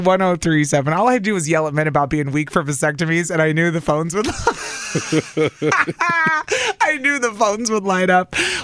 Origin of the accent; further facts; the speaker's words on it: Southern Illinois, United States; accent: Southern; now in Wisconsin, United States; people make fun of me for my Southern accent